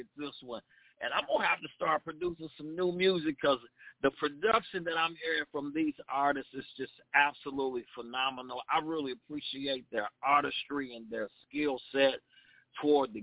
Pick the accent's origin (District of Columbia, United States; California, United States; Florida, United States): Florida, United States; West Palm Beach; now in Boca Raton, United States; I'm from the West Palm Beach area, but I live in Boca Raton